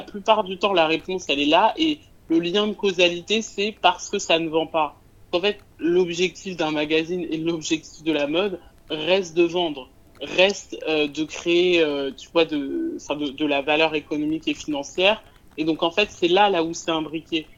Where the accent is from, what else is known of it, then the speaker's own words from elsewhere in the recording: France; moi j'habite en France et j'ai grandi en France